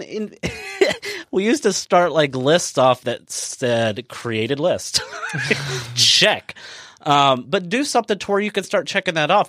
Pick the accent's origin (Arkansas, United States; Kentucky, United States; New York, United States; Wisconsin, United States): Kentucky, United States; we're from Kentucky